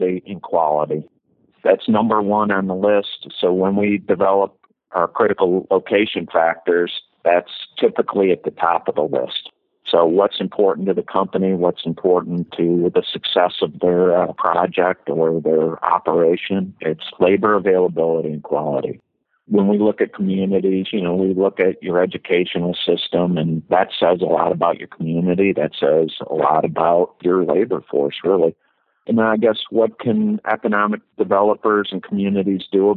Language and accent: English; Ann Arbor, Michigan, United States; born and raised in Ann Arbor, Michigan